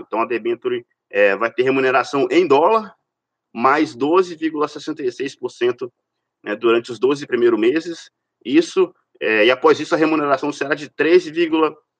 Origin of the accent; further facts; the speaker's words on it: Minas Gerais, Brazil; Sou de Minas também